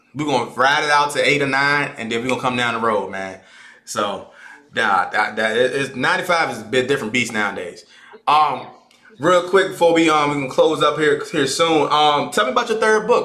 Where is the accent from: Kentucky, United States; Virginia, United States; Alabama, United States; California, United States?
Virginia, United States; Caroline County; I'm from Caroline County. I'm from the Caroline County, on to be exact. I don't claim Fredericksburg